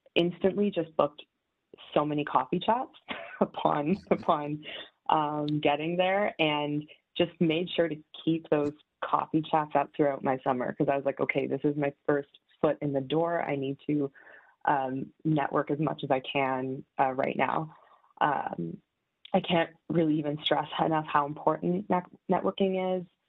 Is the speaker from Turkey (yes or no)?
no; Mississauga, Ontario, Canada; now in Toronto, Canada; I live in Toronto, uh, but I'm from Mississauga